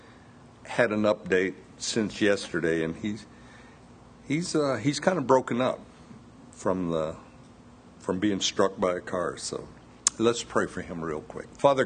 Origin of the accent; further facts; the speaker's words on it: the South, United States; I was born here in the South, and being a child in the South, you're took to church quite often.